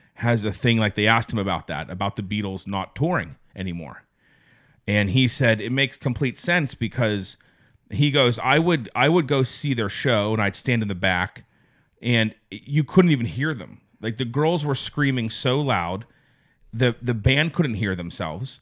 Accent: Pittsburgh, Pennsylvania, United States; growing up in the Pittsburgh area

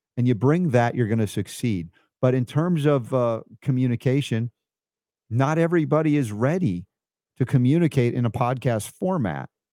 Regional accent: Stone Mountain, Georgia, United States; also born or lived in New York / South Florida; they didn't know Jewish people all that much when I grew up in Stone Mountain

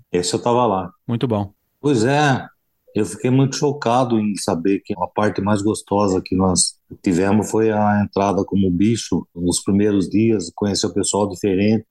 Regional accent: Cordeirópolis, São Paulo, Brazil; eu nasci em Cordeirópolis

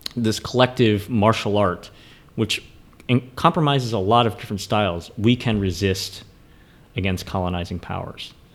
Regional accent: United States; I was born in the United States

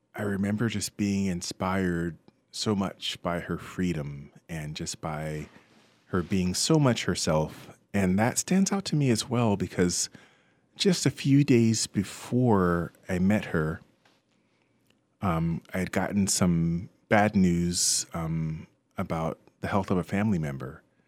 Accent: Westfield, New Jersey, United States; I grew up in Westfield, New Jersey

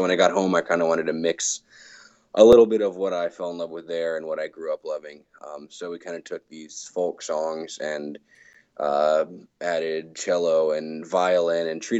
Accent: Virginia, United States; also born or lived in England; growing up in Virginia, had a love for folk music.

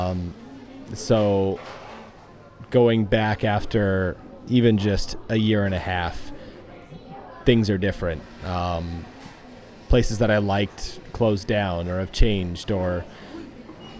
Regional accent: United States; moved away as an adult; now in Japan; I'm an American living in Japan and I can speak Japanese

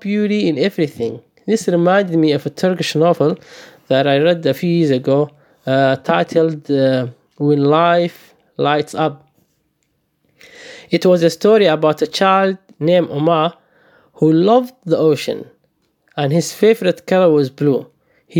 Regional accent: Saudi Arabia; moved away as an adult; also born or lived in Somalia; now in Melbourne, Australia; I was born in Somalia, and I fled the country with my family due to the civil war. I grew up in the Middle East in Saudi Arabia, and I moved to Melbourne 4 years ago.

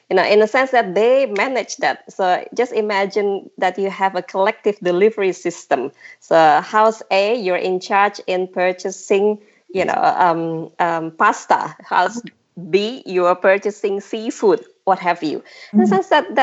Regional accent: Jakarta, Indonesia; growing up in Jakarta

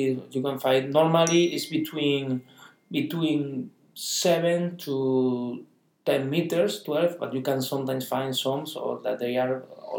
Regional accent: Santa Cruz de Tenerife, Canary Islands, Spain; I am from Tenerife. I am from Santa Cruz, that is in Tenerife.

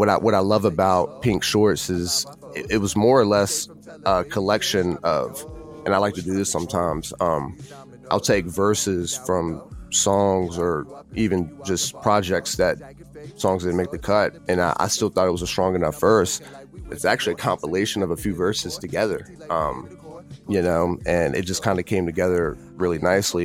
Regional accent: Virginia, United States; renovating an old segregated theater in my hometown

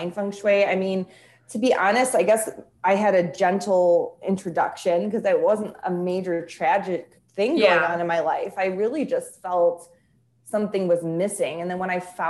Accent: Chicago, Illinois, United States; I'm from Chicago or near Chicago

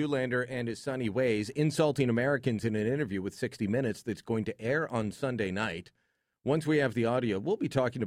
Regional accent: Hamilton, Ontario, Canada; My hometown, The Hammer

